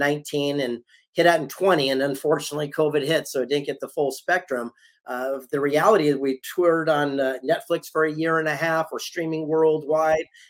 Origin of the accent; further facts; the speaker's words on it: San Diego, California, United States; I'm from San Diego